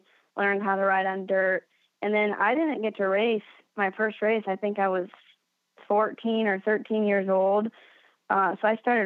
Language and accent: English; Flint, Michigan, United States; I was born in Flint, Michigan